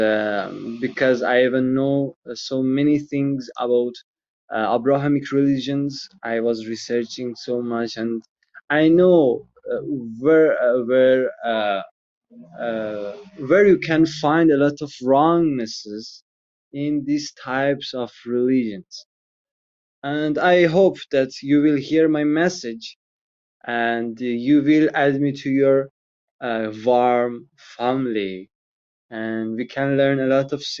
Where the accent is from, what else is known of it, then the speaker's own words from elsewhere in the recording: Iran; also born or lived in Mazandaran province; I'm from Iran and I live in Mazandaran province